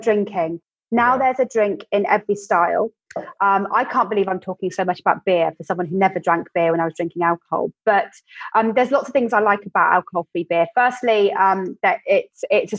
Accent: West Country, South West England, United Kingdom; I'm from the West Country

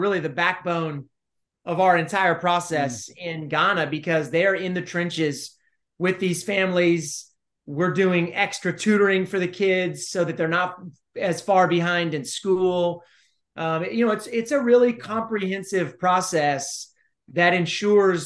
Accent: College Station, Texas, United States; I ran for mayor of College Station, my hometown.

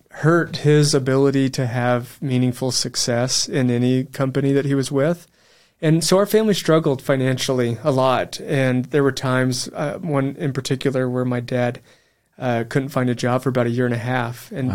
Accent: Amarillo, Texas, United States; moved away as an adult; Amarillo, Texas.

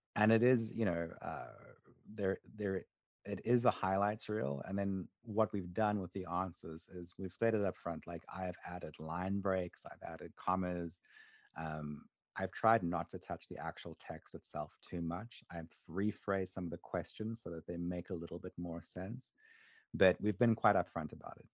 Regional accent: South Africa; when I was a kid growing up in South Africa

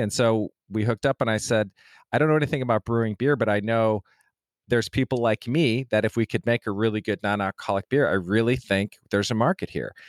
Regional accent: Denver, Colorado, United States; I'm from Denver, Colorado, so that's where I grew up

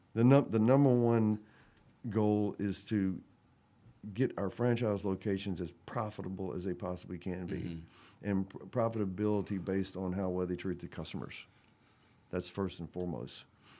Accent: Mississippi, United States; I grew up in Mississippi

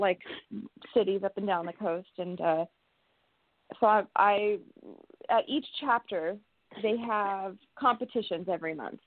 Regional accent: California, United States; I'm from California. I was born and raised in, in California

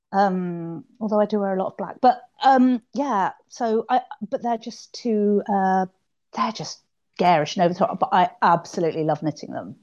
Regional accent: London, United Kingdom; moved away as an adult; now in Yorkshire, United Kingdom; I'm from London and I've lived up here for about thirty odd years up here in Yorkshire

